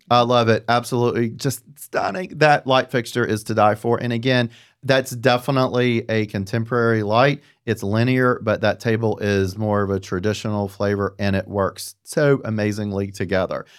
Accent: the South, United States; I'm from the South

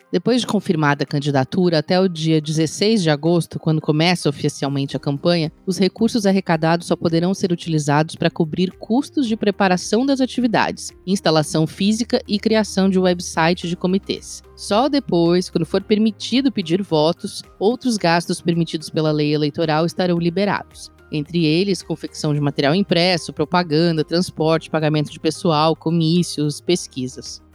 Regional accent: Brazil; enquanto brasileiros e cidadãos eleitores

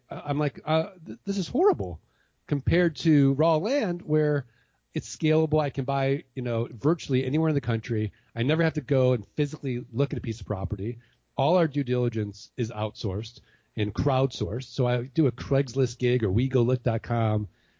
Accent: Missouri, United States; So Ken, I'm from Missouri. I'm from the show me state, right?

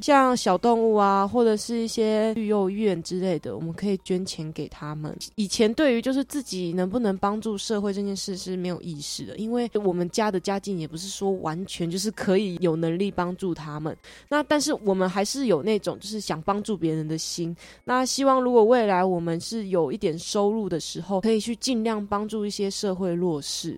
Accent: Taitung County, Taiwan; moved away as an adult; now in Hsinchu, Taiwan; 因为我住的地方也算是平地啦，就是我是台东人。那虽然我住的也是很乡下的地方，还是有商店啊，还有一些便利商店，还有一些小吃摊什么的

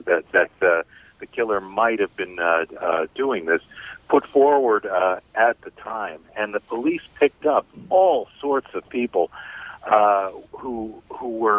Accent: Cleveland, Ohio, United States; Cleveland, Ohio, my hometown.

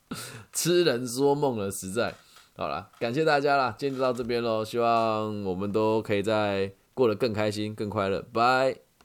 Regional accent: Changhua County, Taiwan; moved away; 回到我们的家乡啊，就在彰化。我在家乡开着我的小车车，然后经过了我小时候就读的初中，然后去看我同学开的饮料店，然后经过我小时候会走的路

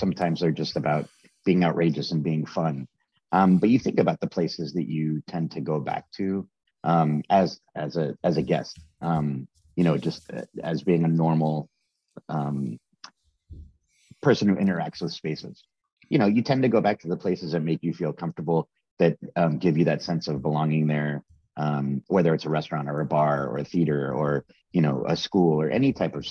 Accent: Dallas, Texas, United States; moved away as an adult; now in New York, United States; I grew up in Dallas. My family moved there when I was like 2 years old

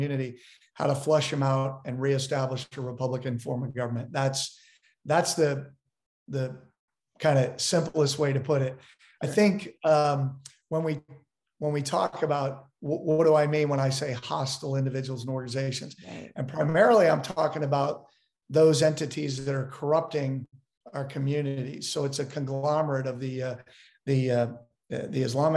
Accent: Maryland, United States; I grew up on the East Coast in Maryland

